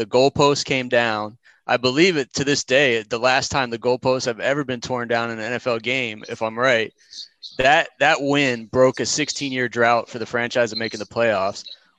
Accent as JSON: {"language": "English", "town": "Phoenix", "region": "Arizona", "country": "United States", "tie": "born or raised there", "said": "You know, we grew up watching you in Phoenix in the 1990s"}